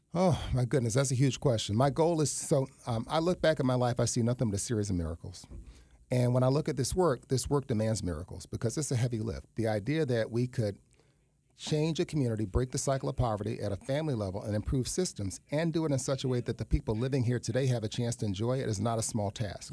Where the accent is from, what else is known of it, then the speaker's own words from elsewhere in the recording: New York City, New York, United States; moved away as an adult; also born or lived in Tallahassee, Florida / Florida; now in West Palm Beach, United States; I was raised in East Harlem.